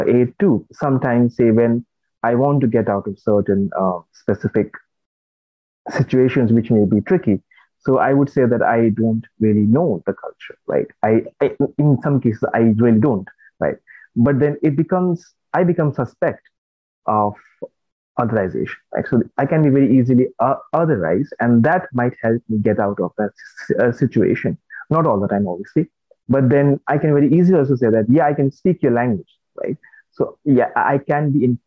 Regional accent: West Bengal, India; moved away; also born or lived in Kolkata / Birmingham; I was born and brought up in South Bengal, right, and not North Bengal

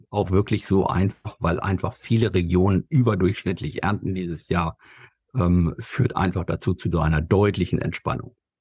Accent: Germany; wir gerade als Deutsche

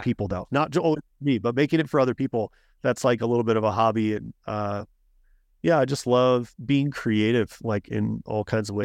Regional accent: Colorado, United States; I grew up in Colorado

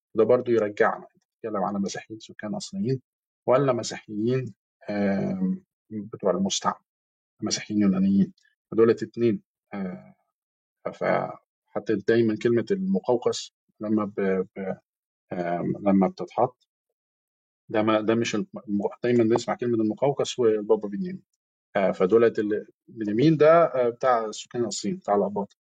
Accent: Egypt; إحنا كمصريين

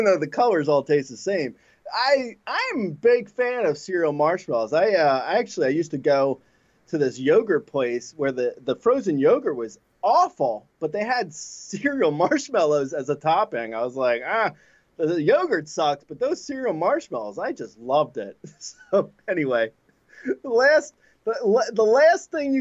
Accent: New Jersey, United States; I grew up in Jersey

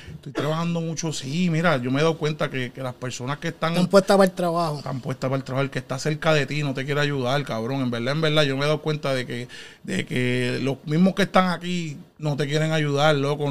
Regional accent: Guayama, Puerto Rico; also born or lived in Philadelphia; now in Connecticut, United States; Yo nací aquí en Filadelfia, pero este, de pequeño mami se mudó para allá, para Puerto Rico, y nos fuimos para Guayama, para allá a vivir.

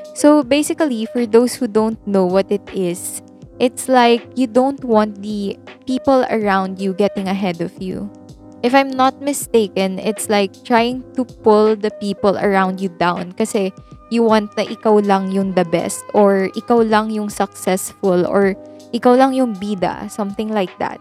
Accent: Philippines; I am pure Filipino

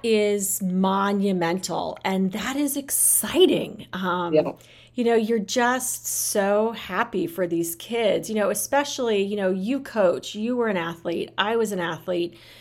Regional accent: United States; I love being American, I love living in this country.

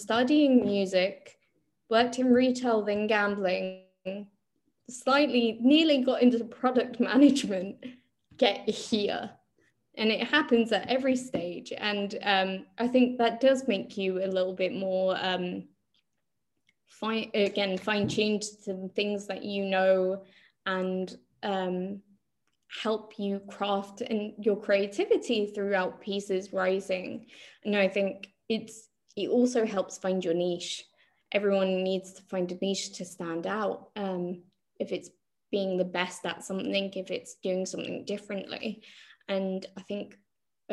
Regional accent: London, United Kingdom; we're also from Northwest London

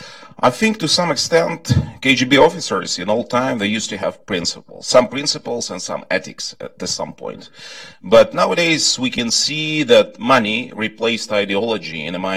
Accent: Kerch, Crimea, Ukraine; I'm from Ukraine. I was originally born and grew up in Crimea

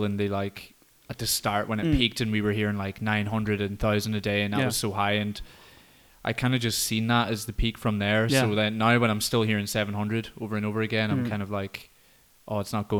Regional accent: County Donegal, Ireland; my home of Donegal

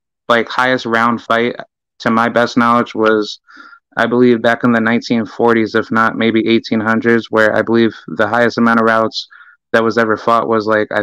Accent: Albany, New York, United States; I'm from Albany, New York

